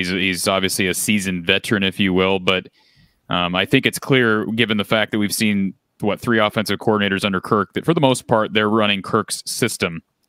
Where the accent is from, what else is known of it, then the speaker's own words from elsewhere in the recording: Marshalltown, Iowa, United States; now in Ames, United States; I'm from Marshalltown originally. My wife and I reside in Ames now.